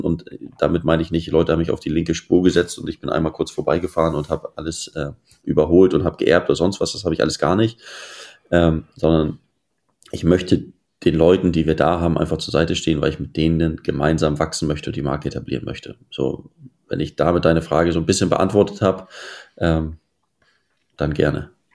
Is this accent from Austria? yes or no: no; Hamburg, Germany; also born or lived in Esslingen am Neckar, Baden-Württemberg; Also ich verbringe hier den äh, größte Teil, äh, größten Teil meiner Zeit und bin hier zur Schule gegangen, habe hier Fußball gespielt und arbeite hier auch